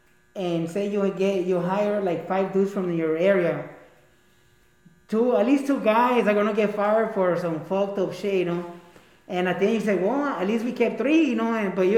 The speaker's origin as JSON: {"language": "English", "country": "Mexico", "tie": "born or raised there", "said": "I grew up in Mexico my crucial years. That made me a paisa, you know."}